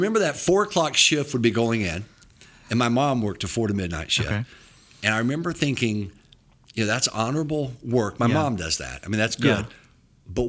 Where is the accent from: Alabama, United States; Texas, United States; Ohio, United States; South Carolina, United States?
South Carolina, United States; Lyman; I grew up in a little town called Lyman, South Carolina, about 1,200 people.